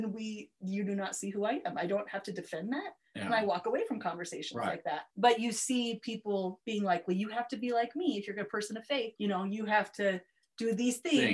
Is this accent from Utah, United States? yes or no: yes; Provo, Utah, United States; I grew up in Provo, which is a community of sameness, Provo, Utah, and truck stops